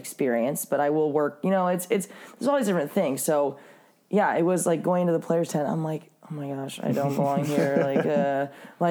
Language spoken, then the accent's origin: English; San Diego, California, United States; I am from San Diego, like probably going to move up here